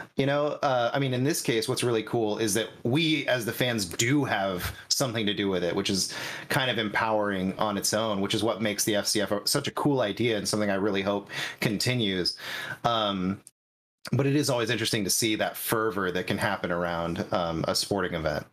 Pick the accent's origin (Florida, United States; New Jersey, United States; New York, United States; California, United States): California, United States; Northern; I'm the true Northern California. I mean, I'm an I'm an hour away from the Oregon border.